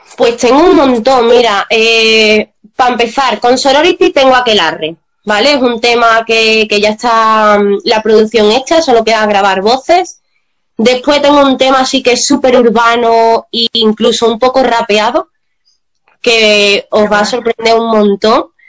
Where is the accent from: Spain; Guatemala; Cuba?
Spain; Seville, Andalusia; los dos somos de Sevilla